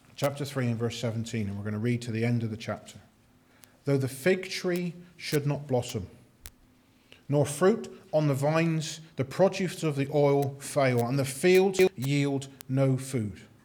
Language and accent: English; United Kingdom; we're just British